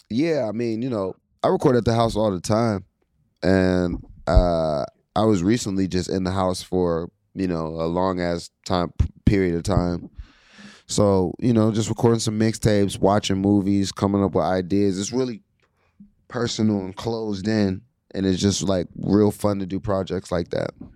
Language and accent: English; Pittsburgh, Pennsylvania, United States; I'm from Pittsburgh